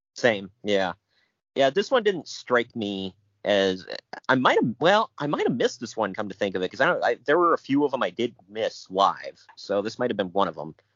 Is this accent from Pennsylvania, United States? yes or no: no; Ohio, United States; I'm from Ohio